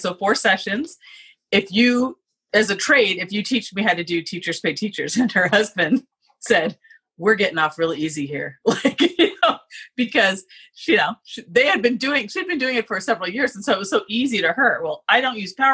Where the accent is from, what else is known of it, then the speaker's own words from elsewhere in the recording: Southern California, United States; moved away as an adult; also born or lived in Boston; now in Seattle, United States; I grew up in Southern California